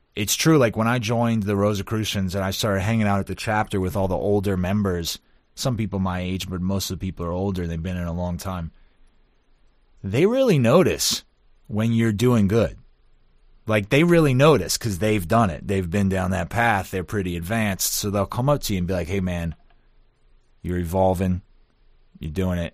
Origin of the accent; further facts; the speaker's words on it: New Orleans, Louisiana, United States; I'm from New Orleans